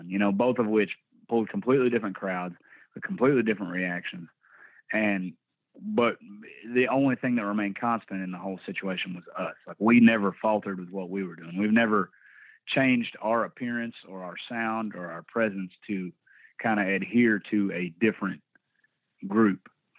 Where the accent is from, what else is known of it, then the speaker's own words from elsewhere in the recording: Sherman, Texas, United States; also born or lived in Indiana; Yeah, I was born in Indiana, but I moved at about the age of 3. So I pretty much from when I came online to being able to remember shit, it was in Texas.